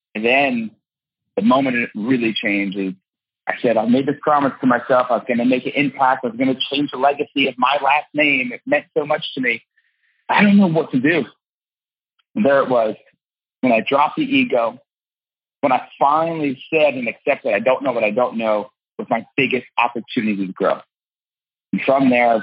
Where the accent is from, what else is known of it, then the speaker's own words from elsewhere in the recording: New Jersey, United States; I'm from Jersey and I'm Italian.